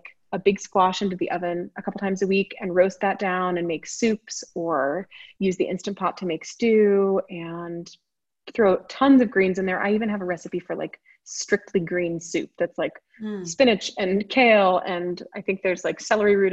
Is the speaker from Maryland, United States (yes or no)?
no; Boulder, Colorado, United States; moved away; also born or lived in California; I was born and raised in Boulder and then moved away for a long time, obviously, and came back from California, in fact